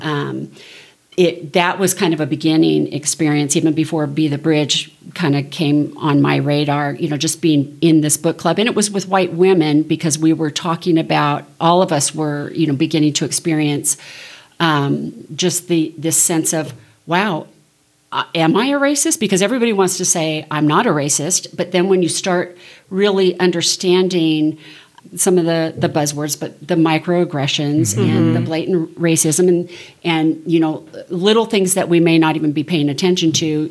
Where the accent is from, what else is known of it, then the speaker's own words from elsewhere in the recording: Southern California, United States; I grew up in Southern California